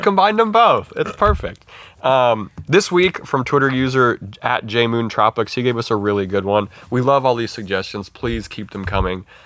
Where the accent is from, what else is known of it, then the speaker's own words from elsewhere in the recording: Montana, United States; we're from Montana